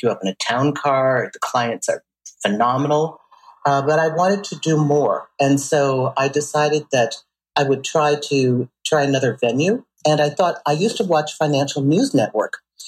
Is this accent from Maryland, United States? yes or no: no; Saint Paul, Minnesota, United States; moved away as an adult; also born or lived in Indiana; I was working with a jazz singer in Minnesota. I grew up in St. Paul.